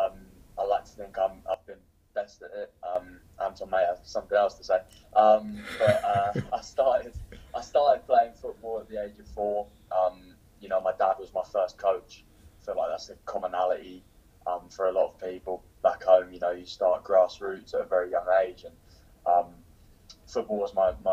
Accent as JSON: {"language": "English", "town": "Cambridge", "region": "East of England", "country": "United Kingdom", "moved": "yes", "said": "I'm from Cambridge in England"}